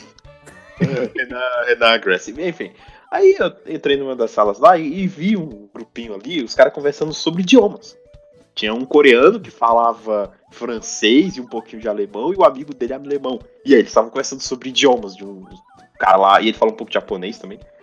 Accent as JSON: {"language": "Portuguese", "country": "Brazil", "said": "não sou espanhol, sou brasileiro"}